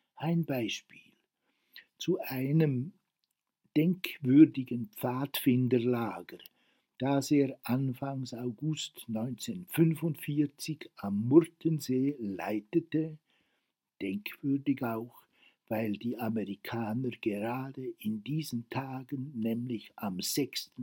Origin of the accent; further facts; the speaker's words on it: Worb, Bern, Switzerland; also born or lived in Grindelwald; aus dem Dorf Worb, wo ich aufgewachsen bin